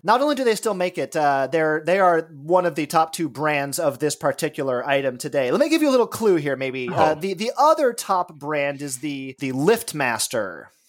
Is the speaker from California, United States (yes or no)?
yes; Los Angeles, California, United States; moved away; I grew up in Los Angeles